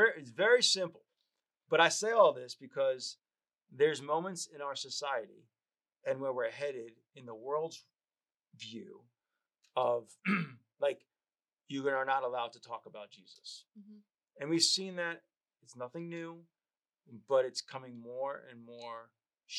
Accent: New York, United States; I grew up in New York

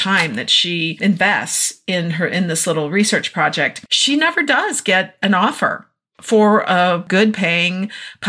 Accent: Minnesota, United States; moved away; we're in Minnesota for the summer, been having a great time enjoying my hometown and seeing my family

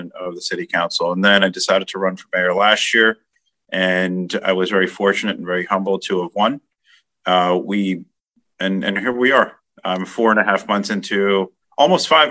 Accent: Edison, New Jersey, United States; I was born and raised in Edison my whole life.

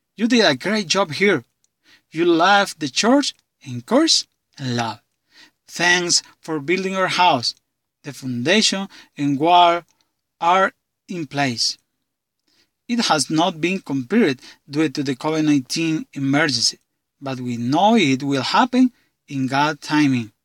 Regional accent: San Marcos, Honduras; from San Marcos, Honduras

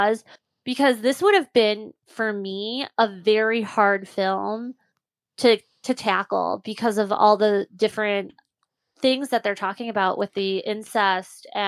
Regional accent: United States; being raised American

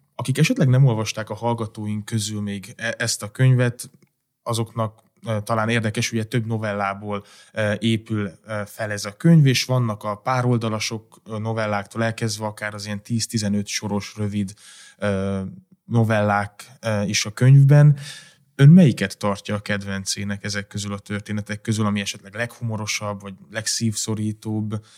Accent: Transylvania, Romania; de én erdélyi származás vagyok

